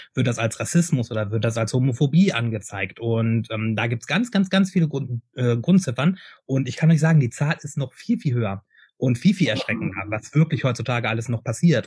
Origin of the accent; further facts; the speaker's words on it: Hameln, Lower Saxony, Germany; now in Hannover, Germany; Ich bin ja also Hameln, Hameln beziehungsweise Hannover, wo ich, wo ich aufgewachsen bin, beziehungsweise jetzt wohne